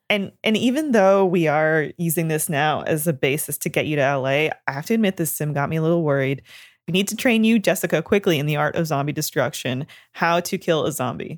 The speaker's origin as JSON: {"language": "English", "country": "Canada", "said": "I'm from Canada"}